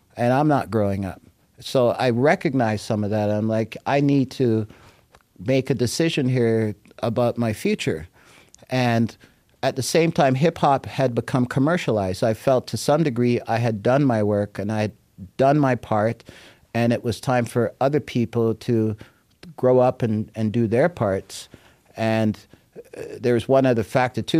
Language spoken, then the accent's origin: English; Jamaica; now in Toronto, Canada; as a Jamaican who loves music